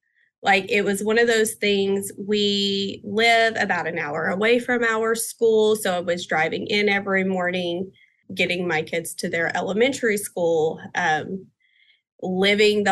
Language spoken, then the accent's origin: English; Texas, United States; I am from the Texas area. Our center is in Pasadena, Texas